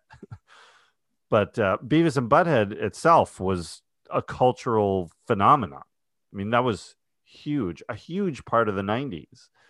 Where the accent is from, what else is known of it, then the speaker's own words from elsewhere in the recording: New York, United States; I'm from New York, not from Texas